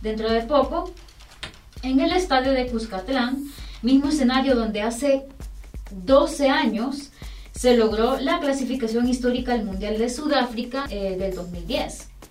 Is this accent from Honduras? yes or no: yes; Honduras; como hondureños